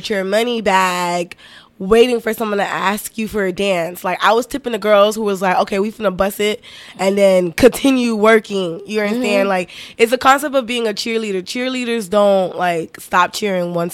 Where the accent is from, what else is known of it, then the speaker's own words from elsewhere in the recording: Miami, Florida, United States; I am from Miami